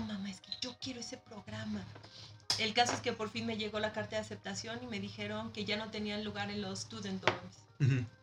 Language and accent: Spanish; Mexico; moved away as an adult; also born or lived in Leipzig, Germany; now in Germany; vengo de México